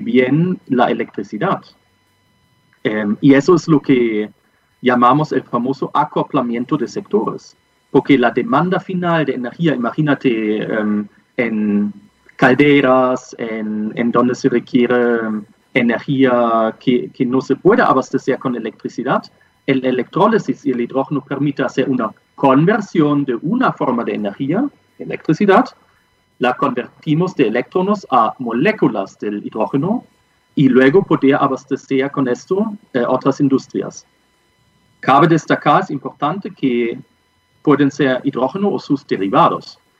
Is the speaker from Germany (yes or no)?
yes; Germany; accent: German; Spanish is a second language; moved away as an adult; also born or lived in Peru / Colombia; now in Santiago, Chile; soy de origen alemán. creo que el äh, acento que tengo también lo indica